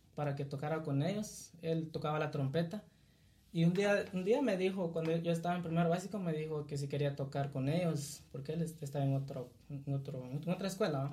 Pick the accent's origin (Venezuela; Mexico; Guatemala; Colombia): Guatemala; Cuilapa, Santa Rosa; soy originario de acá, de, de Cuilapa, Santa Rosa, nacido acá y pues aquí he vivido hasta mis recuerdos aquí